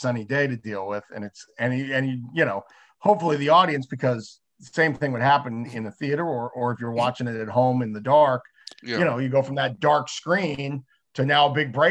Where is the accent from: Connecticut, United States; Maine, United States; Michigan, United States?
Maine, United States; Bangor; We're at a drive-in in Bangor, Maine, which is my hometown.